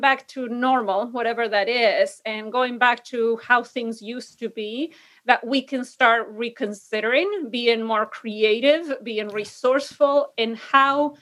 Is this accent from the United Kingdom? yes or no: no; Argentina; English is a second language; moved away as an adult; also born or lived in San Diego, United States; now in Illinois, United States; I fell in love with American English because in Argentina, the default or the standard, if you want to call it that, is British English. And so I went to a school specifically that taught American English.